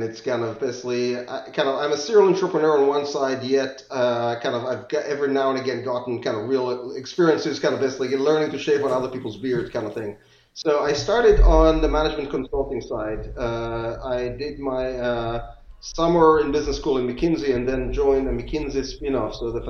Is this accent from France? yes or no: no; Israel; moved away as an adult; also born or lived in England; now in United States; So I grew up in Israel, spent some of my years in England, and then moved to the U.S. for grad school.